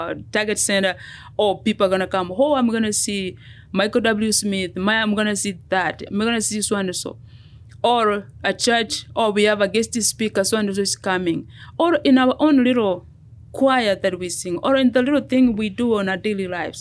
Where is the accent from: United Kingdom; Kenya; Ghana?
Kenya; moved away as an adult; now in United States; I am a Kenyan. I moved here 24 years ago, almost 25 years ago.